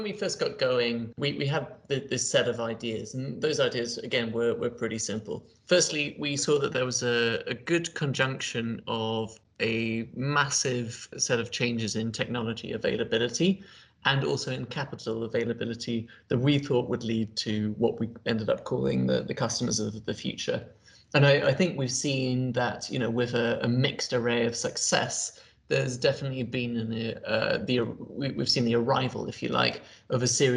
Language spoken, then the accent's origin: English; United Kingdom; I'm British